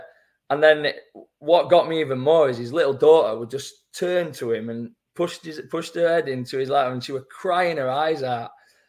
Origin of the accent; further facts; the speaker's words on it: Doncaster, Yorkshire and the Humber, United Kingdom; Like, I'm from Donny, me.